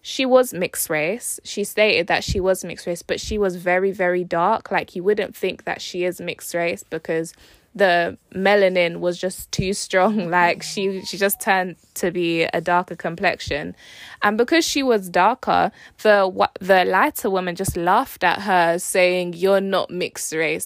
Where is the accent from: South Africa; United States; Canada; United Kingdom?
United Kingdom; I was born in the U K